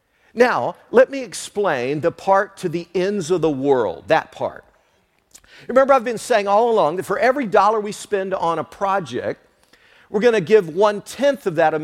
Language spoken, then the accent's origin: English; Tennessee, United States; Because I'm a missionary here. I came from Tennessee. I am here on mission for God.